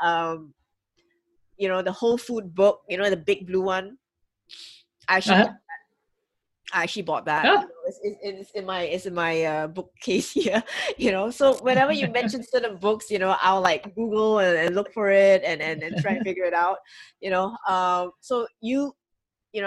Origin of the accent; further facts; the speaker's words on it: Singapore; I'm from Singapore